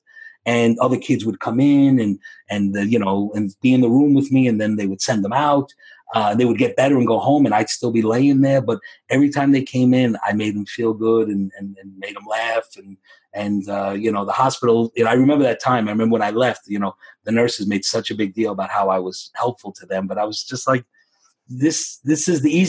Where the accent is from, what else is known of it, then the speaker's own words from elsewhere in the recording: New York City, New York, United States; I grew up in the Bronx